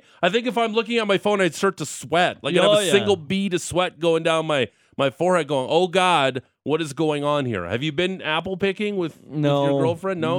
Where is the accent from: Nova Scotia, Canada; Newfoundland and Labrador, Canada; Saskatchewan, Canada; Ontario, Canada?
Ontario, Canada; Niagara; now in Alberta, Canada